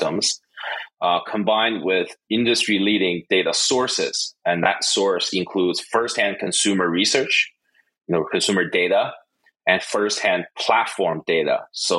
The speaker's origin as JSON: {"language": "English", "town": "Calgary", "region": "Alberta", "country": "Canada", "tie": "born or raised there", "also_born_or_lived": "Toronto, Canada", "first_language": "Mandarin", "second_language": "English", "moved": "as an adult", "lives_now": "China", "said": "I was born in China. I moved to Canada at a very young age. My family actually moved to Calgary. I was 8, and I was raised in Calgary, Alberta, Canada"}